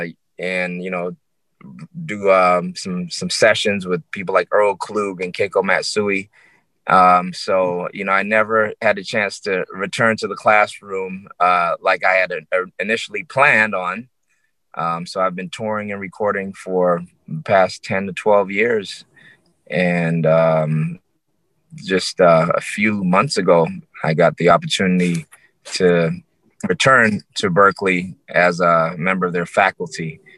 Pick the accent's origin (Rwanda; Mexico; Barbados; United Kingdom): Barbados; as a teenager growing up in Barbados.